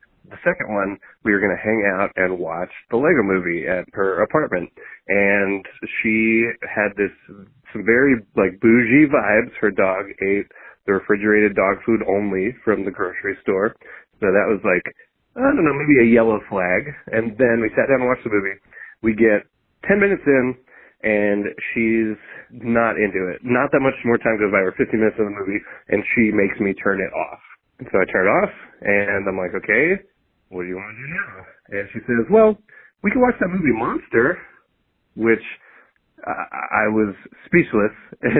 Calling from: Seattle, Washington, United States; I'm calling from Seattle

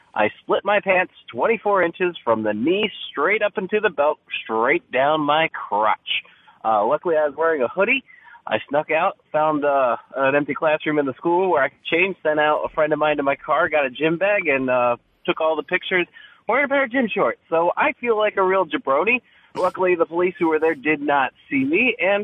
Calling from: Chicago, Illinois, United States

